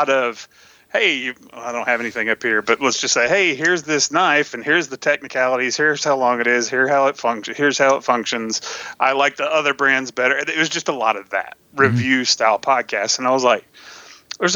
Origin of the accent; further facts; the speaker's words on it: Tennessee, United States; also born or lived in Texas; I was born in Texas and raised in Tennessee